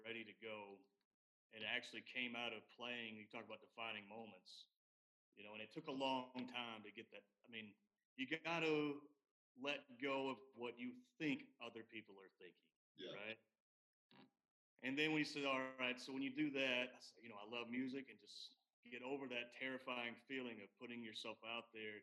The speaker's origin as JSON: {"language": "English", "town": "Chattanooga", "region": "Tennessee", "country": "United States", "said": "I'm originally from Chattanooga"}